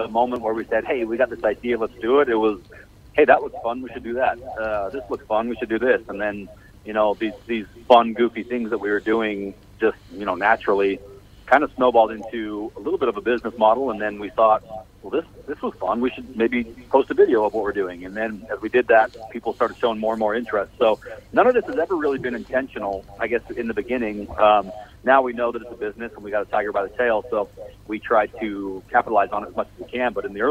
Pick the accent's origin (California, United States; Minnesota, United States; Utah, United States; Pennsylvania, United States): Utah, United States; Salt Lake City; Salt Lake City, Utah.